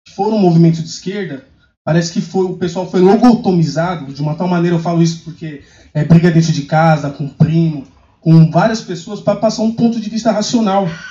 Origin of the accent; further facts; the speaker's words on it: Brazil; eu sou de São Mateus, nós temos movimentos sociais lá